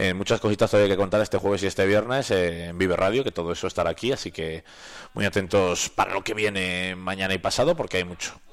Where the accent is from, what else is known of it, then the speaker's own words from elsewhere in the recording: Valladolid, Castile and León, Spain; now in Soria, Spain; mi tierra Valladolid